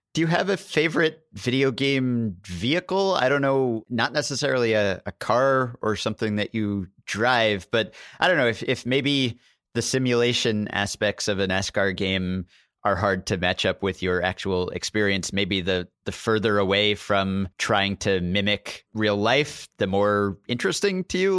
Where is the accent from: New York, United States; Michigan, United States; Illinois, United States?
New York, United States; New York City; I grew up in Manhattan and have always lived here